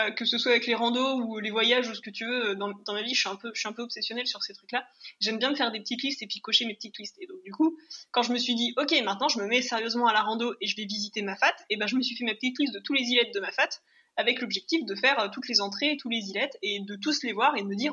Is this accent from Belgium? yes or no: no; Réunion, France; je viens de la Réunion. Qui enfin, tu vois, genre, je disais même pas, je suis réunionnaise, c'est je viens de la Réunion